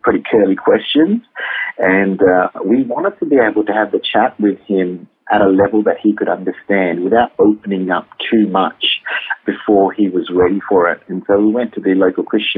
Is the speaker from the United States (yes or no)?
no; Malaysia; now in Perth, Australia; I am full Malaysian, Indian